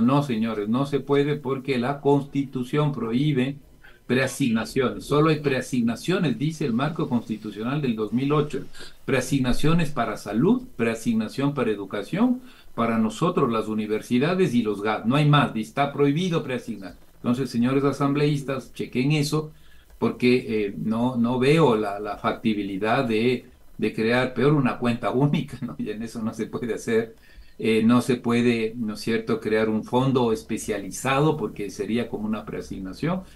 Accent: Ecuador; somos las familias ecuatorianas

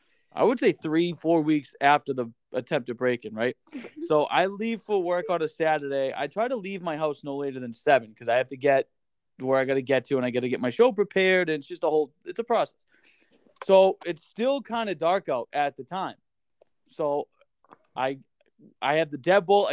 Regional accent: Boston, Massachusetts, United States; moved away as an adult; now in North Dakota, United States; growing up in Massachusetts

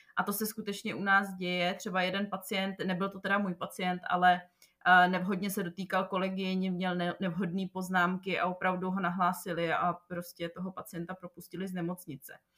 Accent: Czechia; moved away as an adult; also born or lived in Prague; now in Jeddah, Saudi Arabia; u nás v Čechách

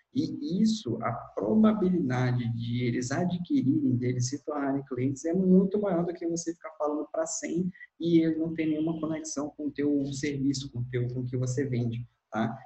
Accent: Manaus, Amazonas, Brazil; eu sou de Manaus, atuo aqui na região

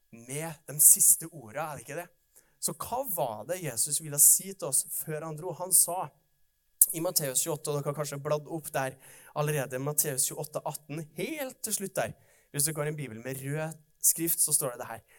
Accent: Oppdal, Trøndelag, Norway; jeg kommer fra Oppdal

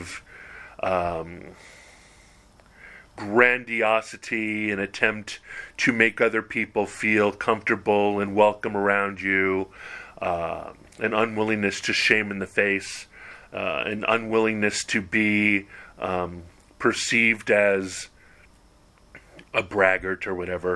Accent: Hawaii, United States; moved away; my unique experience of growing up a white kid in Hawaii

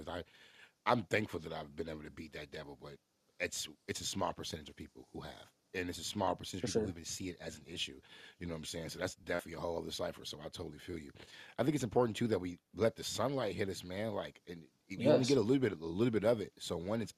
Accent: Midwest, United States; we're from the Midwest

